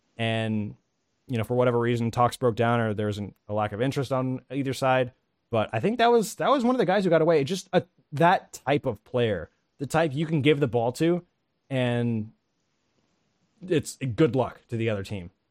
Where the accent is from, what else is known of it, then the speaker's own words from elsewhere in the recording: Atlanta, Georgia, United States; my hometown Atlanta